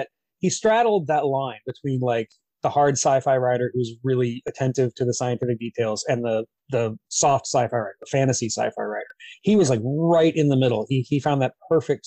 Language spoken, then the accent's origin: English; United States; I'm American.